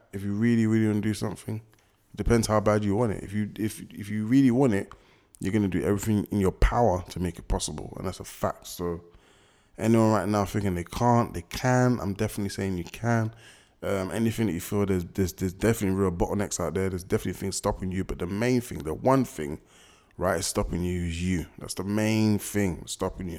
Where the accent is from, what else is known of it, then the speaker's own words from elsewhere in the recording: London, United Kingdom; I'm from West, I know most people from West